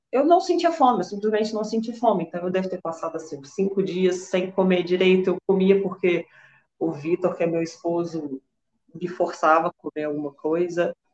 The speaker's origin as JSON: {"language": "Portuguese", "town": "Belo Horizonte", "region": "Minas Gerais", "country": "Brazil", "said": "eu sou aqui de BH, sou bancária, tenho 33 anos."}